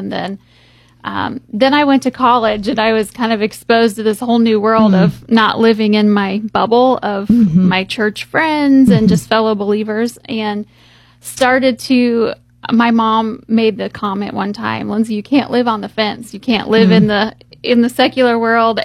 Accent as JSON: {"language": "English", "town": "Columbus", "country": "United States", "tie": "born or raised there", "said": "I grew up here in Columbus"}